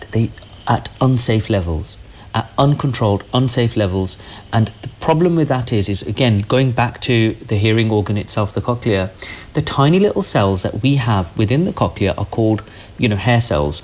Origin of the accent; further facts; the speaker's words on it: Birmingham, West Midlands, United Kingdom; also born or lived in Nottingham; I am from Birmingham